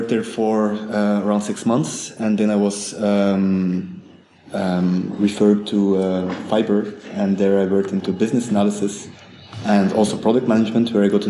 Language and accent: English; Belgium; moved away as an adult; now in Berlin, Germany; I'm from Belgium. I moved here about almost 3 years ago. Basically, I did my studies in Belgium.